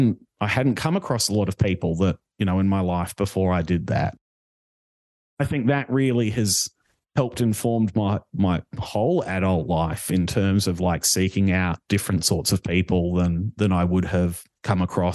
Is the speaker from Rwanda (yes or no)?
no; Australia; moved away as an adult; now in Toronto, Canada; I'd never left the country until I went to university. So I'd never left Australia